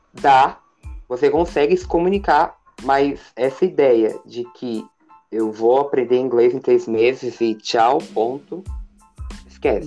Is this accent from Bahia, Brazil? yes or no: no; Paraná, Brazil; now in Suzano, Brazil; moro em São Paulo, Suzano, mas eu nasci no Paraná